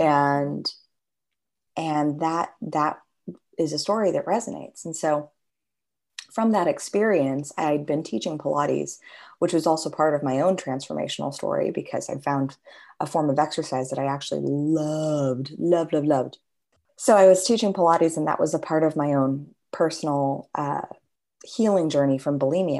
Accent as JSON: {"language": "English", "town": "Los Angeles", "region": "California", "country": "United States", "tie": "born or raised there", "said": "growing up in Los Angeles"}